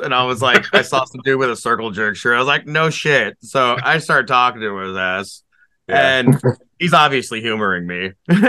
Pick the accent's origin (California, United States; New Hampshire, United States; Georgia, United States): California, United States; Cause I moved out here from California, like, and I just didn't know anyone, didn't know the scene, had no idea what the bands were.